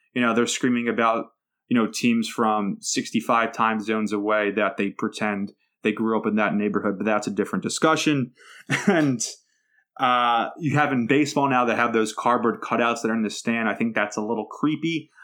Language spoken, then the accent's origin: English; Philadelphia, Pennsylvania, United States; I'm a guy from South Philadelphia